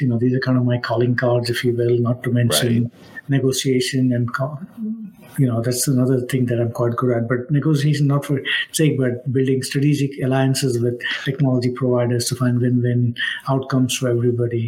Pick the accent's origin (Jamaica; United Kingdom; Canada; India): India; Mumbai, Maharashtra; moved away as an adult; also born or lived in Nashville, Tennessee; now in United States; I grew up in Mumbai, India, as they say it now